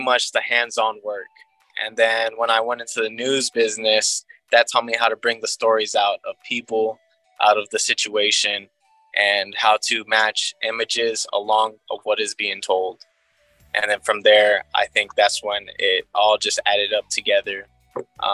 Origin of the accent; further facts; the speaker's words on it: Houston, Texas, United States; I'm originally from Houston